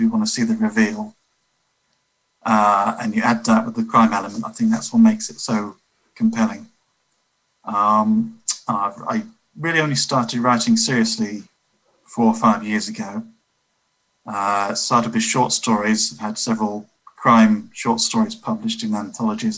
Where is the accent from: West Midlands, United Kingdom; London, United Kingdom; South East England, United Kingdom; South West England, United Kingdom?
South East England, United Kingdom; Oxford; I'm a crime writer from Oxford, UK